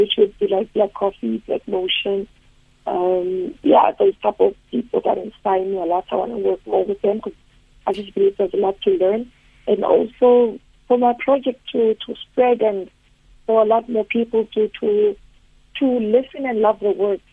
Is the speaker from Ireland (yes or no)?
no; Port Elizabeth, Eastern Cape, South Africa; I'm from Mzinyoka, which is at the, random community in PE.